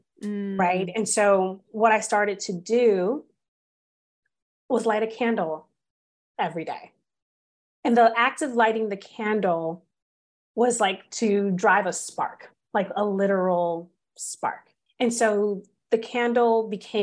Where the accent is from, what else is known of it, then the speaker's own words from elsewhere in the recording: California, United States; I'm from California